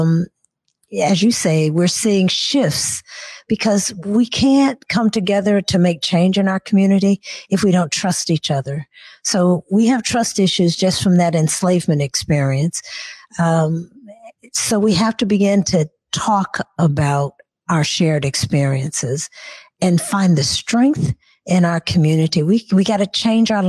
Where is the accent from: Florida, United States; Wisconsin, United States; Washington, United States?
Washington, United States; Seattle; also born or lived in Nashville, Tennessee / Burien, Washington; So when I moved from Nashville to Seattle, actually, I was 7 years old.